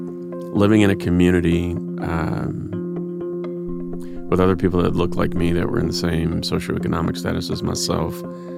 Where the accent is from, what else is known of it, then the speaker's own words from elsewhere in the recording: Cleveland, Ohio, United States; Growing up in Cleveland.